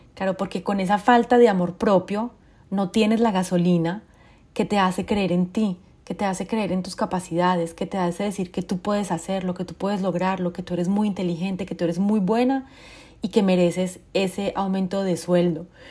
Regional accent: Colombia; moved away; also born or lived in France; yo soy colombiana, viví en Francia durante 22 años

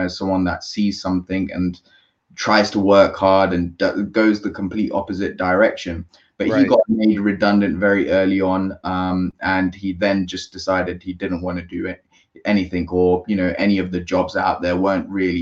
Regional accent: London, United Kingdom; I was born in London to a small Asian family

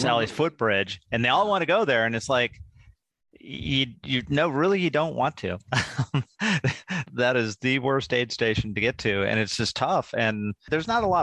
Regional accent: Sheridan, Wyoming, United States; I was from Sheridan, Wyoming

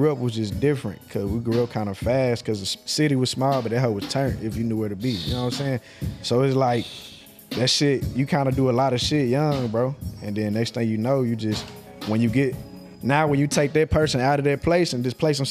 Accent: Missouri City, Texas, United States; I'm from Mo City, like I said already.

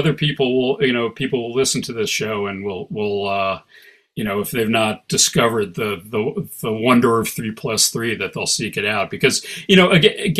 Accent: Midwest, United States; You know, I grew up in the Midwest, it's cold, it's dark

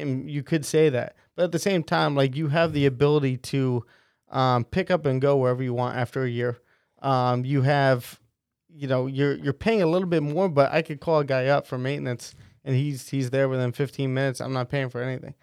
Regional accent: West Long Branch, New Jersey, United States; growing up in West Long Branch

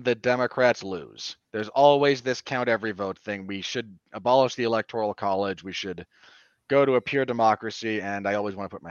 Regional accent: Utah, United States; here in my home state

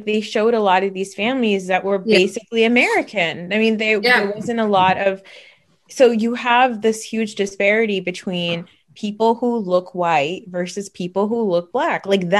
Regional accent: Pakistan; and I'm Pakistani. And so it's closer to North India. We're considered lighter skinned people

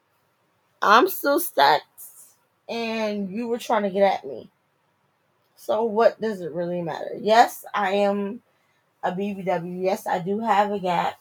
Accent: New Jersey, United States; moved away as an adult; also born or lived in DMV (Washington, D.C. metropolitan area); now in DMV, United States; I'm from Jersey. I'm a Jersey girl. I probably sound like it.

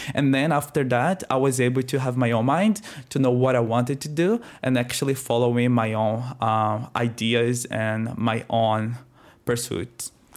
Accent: Northeast Region, Brazil; accent: Brazilian; moved away as an adult; also born or lived in Adelaide, Australia; now in Australia; I am Brazilian. I am twenty-seven years old. I am from the northeast of Brazil

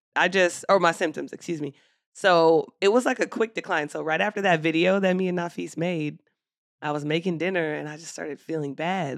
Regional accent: Philadelphia, Pennsylvania, United States; now in Atlanta, United States; my hometown

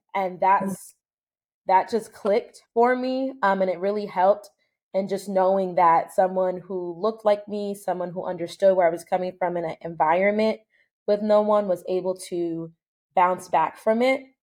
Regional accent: United States; I was born here in the United States

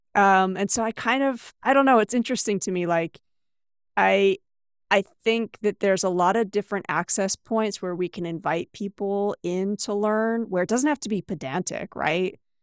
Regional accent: United States; moved away as an adult; also born or lived in China; I am originally from the US, but I've lived and taught in eight different countries

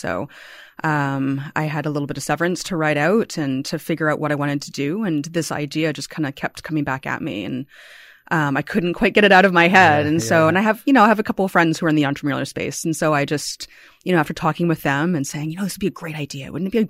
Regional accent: Toronto, Ontario, Canada; born there; I was born here in Toronto. I grew up elsewhere, but I came back after university and I love this city so much.

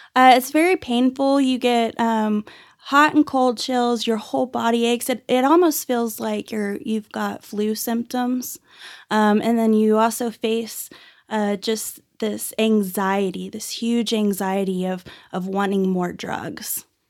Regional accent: Dallas-Fort Worth area, Texas, United States; also born or lived in Irving, Texas; now in Amarillo, United States; So I was actually born and raised in, uh, Dallas-Fort Worth area. I was born in Irving and grew up all over the Metroplex

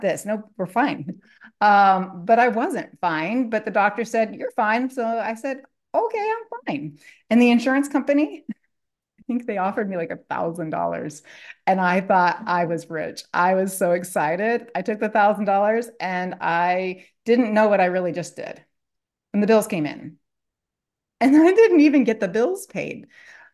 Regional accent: Columbus, Ohio, United States; now in Dallas, United States; I grew up as the oldest of four children in the Midwest. I grew up in Columbus area, lived there up until 2013. I now live in Dallas.

